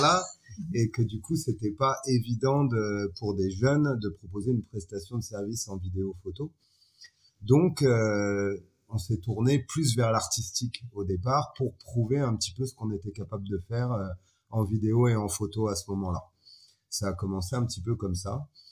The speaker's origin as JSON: {"language": "French", "country": "France", "moved": "as an adult", "lives_now": "Niger", "said": "Je suis un petit Français qui s'est retrouvé sur le continent africain il y a 12 ans de ça"}